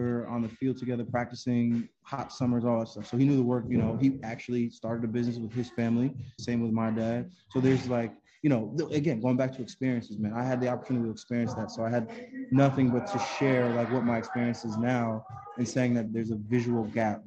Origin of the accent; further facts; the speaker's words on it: Connecticut, United States; Connecticut's my home state